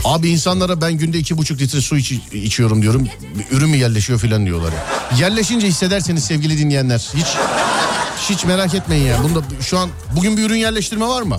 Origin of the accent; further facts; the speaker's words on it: Istanbul, Turkey; Doğma büyüme İstanbullu birisi olarak